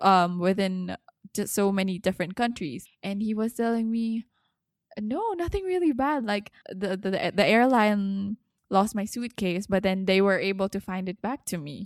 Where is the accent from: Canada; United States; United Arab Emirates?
United Arab Emirates; Dubai; I'm from Dubai